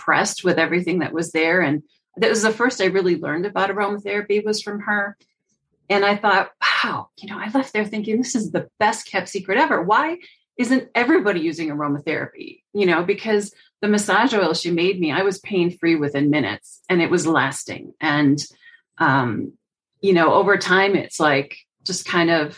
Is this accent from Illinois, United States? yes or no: yes; Chicago, Illinois, United States; moved away as an adult; also born or lived in North Carolina; now in Colorado, United States; I grew up in Chicago